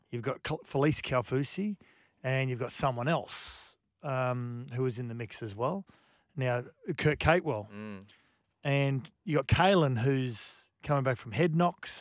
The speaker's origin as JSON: {"language": "English", "region": "Queensland", "country": "Australia", "said": "as a Queenslander"}